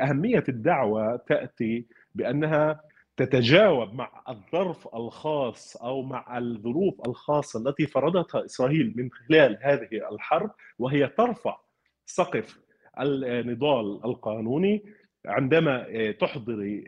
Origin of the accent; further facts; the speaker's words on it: Palestine; انا كمحامي فلسطيني